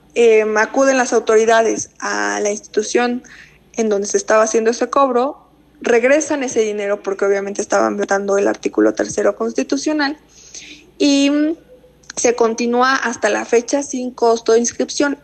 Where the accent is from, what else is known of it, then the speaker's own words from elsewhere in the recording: Mexico; como sociedad mexicana